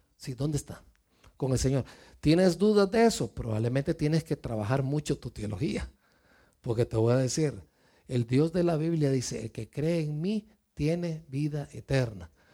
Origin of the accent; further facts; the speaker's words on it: Mexico; moved away; venimos de México, yo vengo de México